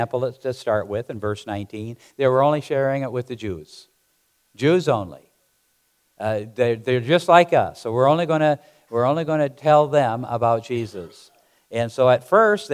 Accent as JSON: {"language": "English", "region": "South Dakota", "country": "United States", "tie": "born or raised there", "moved": "yes", "said": "Growing up in South Dakota, we had chickens and with cattle and all the rest of the stuff"}